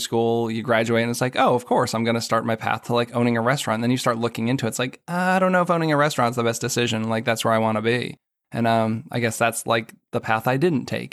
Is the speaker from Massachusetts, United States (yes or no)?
yes; Boston, Massachusetts, United States; now in Washington, D.C., United States; I grew up in the Boston area